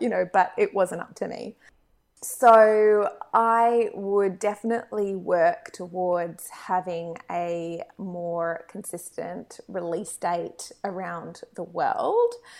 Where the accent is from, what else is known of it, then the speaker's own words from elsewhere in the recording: Australia; being Australian